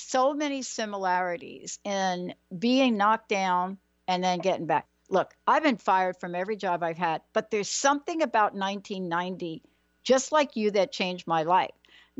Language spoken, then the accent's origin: English; New York, United States; I'm from New York.